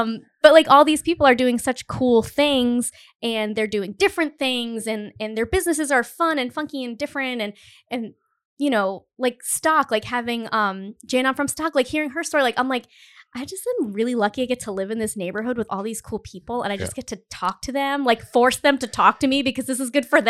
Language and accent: English; Cumberland, Rhode Island, United States; I grew up in Cumberland, Rhode Island, which is, you know, it's a fine town